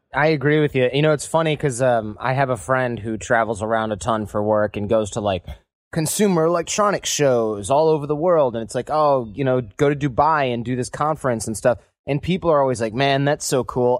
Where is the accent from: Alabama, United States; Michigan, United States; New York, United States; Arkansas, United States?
Michigan, United States; moved away; a bunch of Michigan born and raised folks with our all of our parents who are born and raised in Michigan